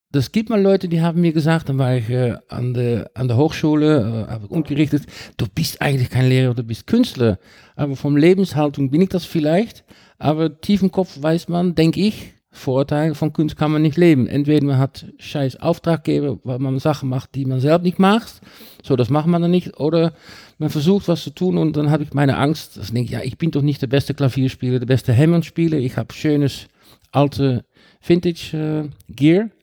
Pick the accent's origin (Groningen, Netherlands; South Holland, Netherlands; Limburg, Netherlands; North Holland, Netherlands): South Holland, Netherlands; Rotterdam; now in Darmstadt, Germany; Ich bin 56 Jahre alt. Äh, mhm. ich komme aus Rotterdam, den Niederlanden, und ich wohne seit fünf Jahren in Darmstadt